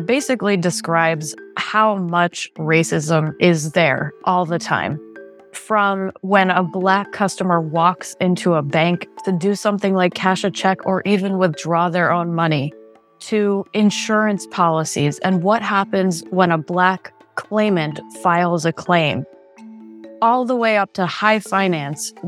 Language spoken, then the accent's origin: English; South Florida, United States; moved away; I'm from South Florida and I go back there frequently